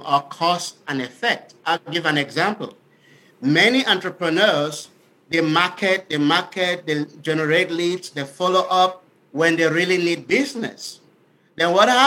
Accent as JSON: {"language": "English", "country": "Cameroon", "tie": "born or raised there", "also_born_or_lived": "Milwaukee, Wisconsin, United States", "moved": "as an adult", "lives_now": "Dallas, United States", "said": "I was born and raised in Africa, Cameroon specifically. So when I came to the United States over 20 years ago"}